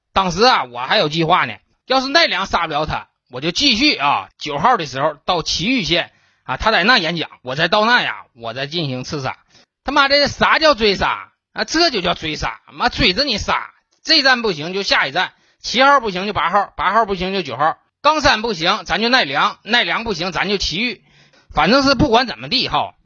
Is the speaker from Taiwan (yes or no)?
no; Northeast China, China; 咱们东北人